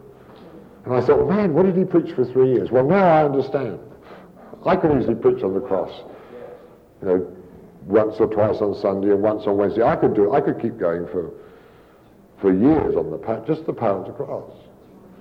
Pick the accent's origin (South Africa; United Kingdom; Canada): United Kingdom; Kings Langley, East of England; now in San Antonio, United States; My hometown or a little village in England, King's Langley, is a very nice little village